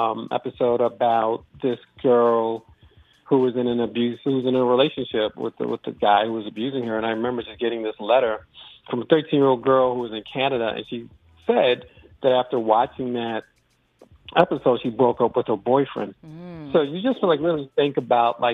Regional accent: New York City, New York, United States; I grew up in the Bronx

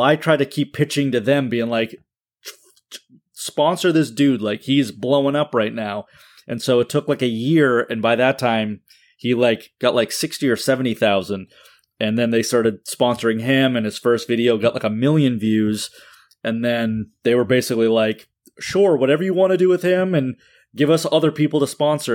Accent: Wakefield, Massachusetts, United States; moved away as an adult; also born or lived in Peabody, Massachusetts; we were moving from my hometown of Wakefield

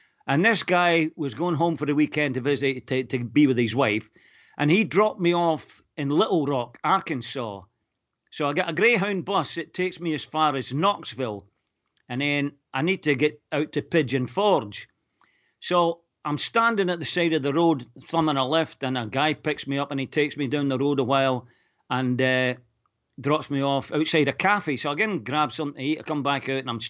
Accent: Falkirk, Scotland, United Kingdom; also born or lived in Lurgan, Northern Ireland; I was obviously Scottish, they wanted to know, was I a Rangers fan or a Celtic fan?

